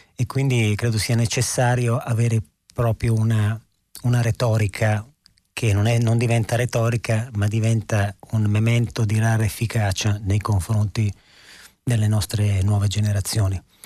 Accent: Verona, Veneto, Italy; io sono di Verona

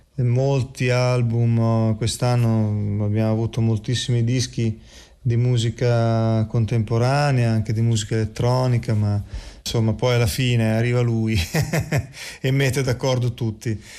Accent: Emilia-Romagna, Italy; sono romagnolo

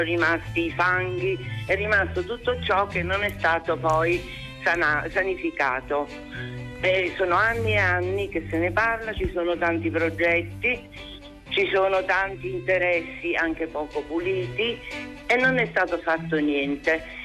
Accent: Naples, Campania, Italy; now in Elba, Italy; io sono nata e vissuta a Bagnoli per parecchi anni

